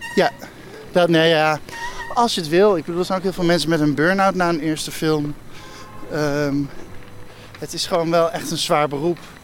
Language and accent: Dutch; Ede, Gelderland, Netherlands; moved away as an adult; also born or lived in Arnhem / Amsterdam; now in Nigtevecht, Netherlands; ik kwam uit Ede. Eh, ik zat op een christelijke middelbare school en Ede is sowieso heel christelijk